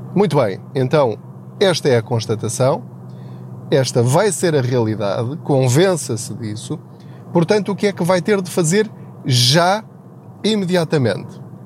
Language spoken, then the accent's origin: Portuguese; Portugal; estamos a mudar a nossa mentalidade enquanto portugueses em relação à literacia financeira